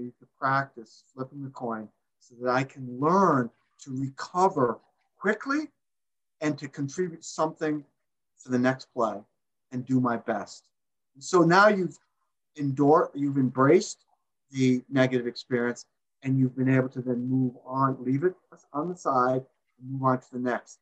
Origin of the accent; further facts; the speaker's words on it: Massachusetts, United States; I'm from Massachusetts